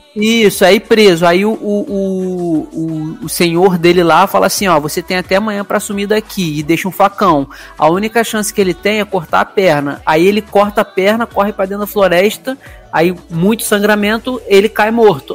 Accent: Rio de Janeiro, Brazil; que sou carioca

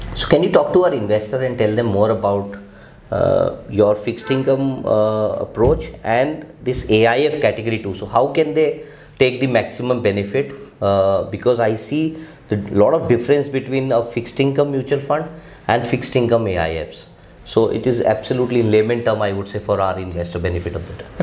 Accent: India; we as an Indian

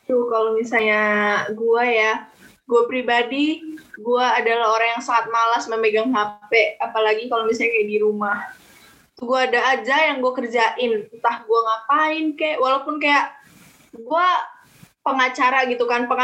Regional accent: Lampung, Indonesia; gue kan balik karena asal gue di Lampung, jadi gue kayak balik ke Lampung ya udah LDR gitu.

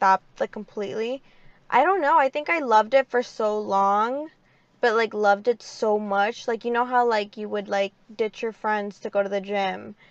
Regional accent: Moroleón, Guanajuato, Mexico; now in United States; I am from Moroleón, Guanajuato

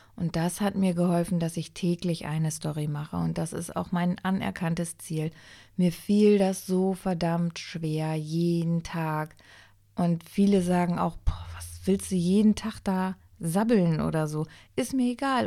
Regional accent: Germany; ich bin in Deutschland geboren, aber ich bin in Italien gezeugt worden

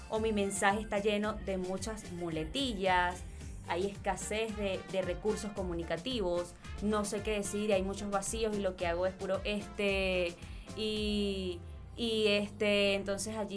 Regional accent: Venezuela; en el, colegio, en, en, bachillerato, en Venezuela

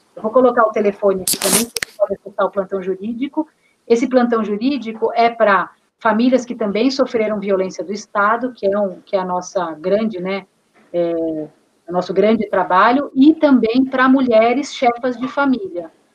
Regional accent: Taboão da Serra, São Paulo, Brazil; eu sou aqui do Taboão da Serra, município colado, à é periferia sul de São Paulo, né? Nasci, cresci aqui

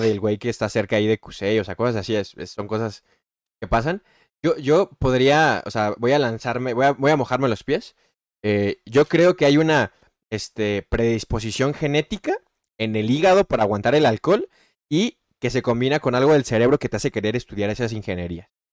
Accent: Mexico; soy mexicano

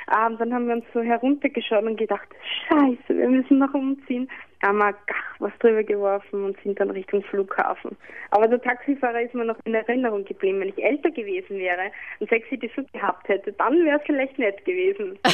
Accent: Vienna, Austria; Bei uns in Wien

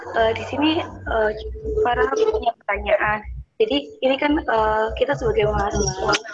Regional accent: Surabaya, East Java, Indonesia; Saya dari Surabaya, dari Universitas Nahdlatul Ulama Surabaya.

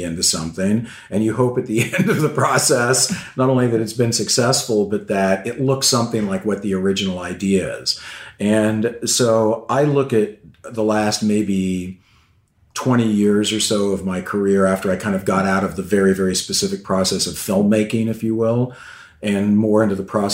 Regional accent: San Diego, California, United States; I grew up in San Diego, California

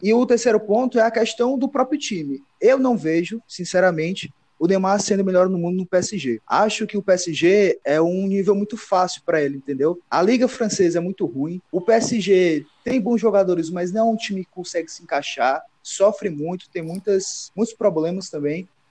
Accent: Brazil; todos nós que somos brasileiros

